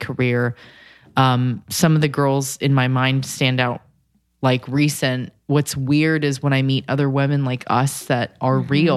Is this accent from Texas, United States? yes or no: no; California, United States; I'm from Cali